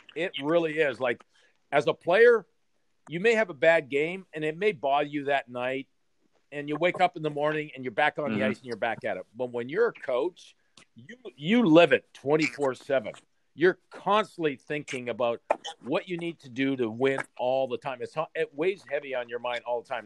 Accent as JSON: {"language": "English", "town": "Sudbury", "region": "Ontario", "country": "Canada", "tie": "born or raised there", "said": "I was born and raised in Sudbury"}